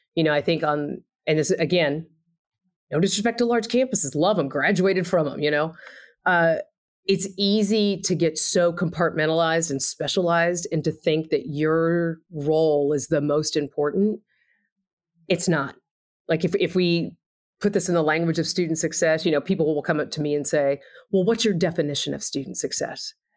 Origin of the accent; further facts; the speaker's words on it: Texas, United States; also born or lived in Indiana; now in Bloomington, United States; I am from Texas